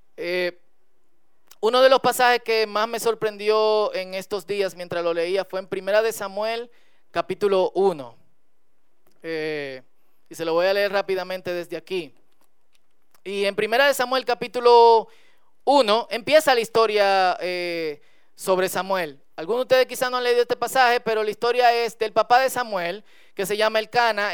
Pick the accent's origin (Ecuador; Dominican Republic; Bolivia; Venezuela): Dominican Republic; como buen dominicano